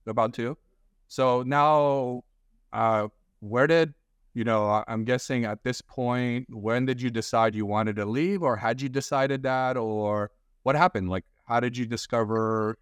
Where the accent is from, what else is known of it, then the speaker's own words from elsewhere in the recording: Glendale, California, United States; I'm from Glendale